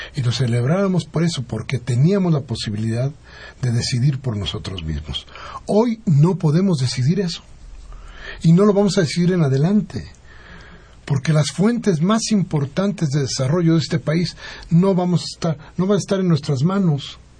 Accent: Mexico; seguimos siendo mexicanos

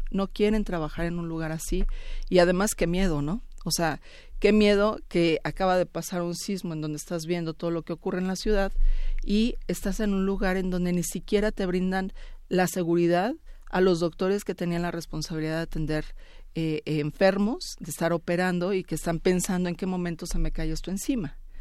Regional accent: Mexico; como mexicana

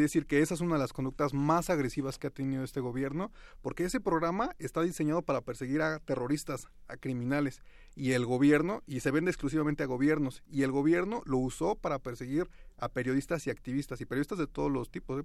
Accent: Toluca, State of Mexico, Mexico; yo soy de Toluca

